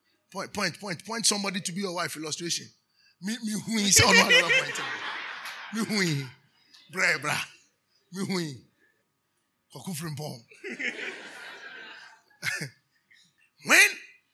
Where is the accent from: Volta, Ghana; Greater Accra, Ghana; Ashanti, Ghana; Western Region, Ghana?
Western Region, Ghana; Nzema; I'm from Nzema